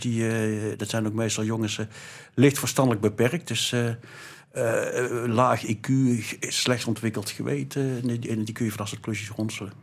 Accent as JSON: {"language": "Dutch", "region": "North Brabant", "country": "Netherlands", "said": "ik beschouw mezelf als Brabander"}